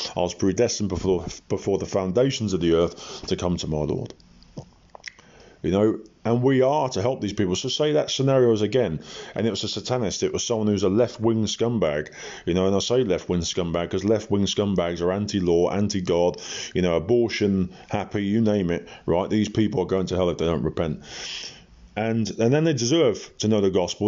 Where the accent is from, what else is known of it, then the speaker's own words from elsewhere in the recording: Portsmouth, South East England, United Kingdom; when I was in Portsmouth, my hometown